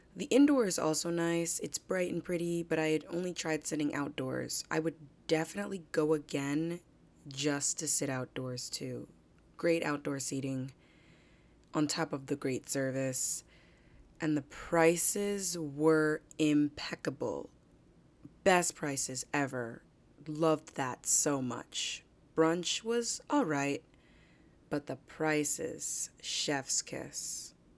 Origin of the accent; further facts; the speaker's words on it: New Jersey, United States; also born or lived in Manhattan, New York; Born in Manhattan, raised in New Jersey